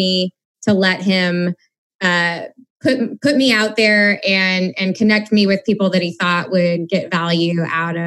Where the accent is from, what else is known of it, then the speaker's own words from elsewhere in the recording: Missouri, United States; a fellow Missourian